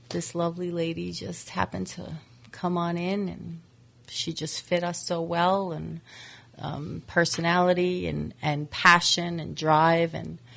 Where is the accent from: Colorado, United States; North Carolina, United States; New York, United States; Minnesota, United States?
New York, United States; Well, uh, I came from actually I came from New York um, and I've been with Texas Roadhouse for 13 years.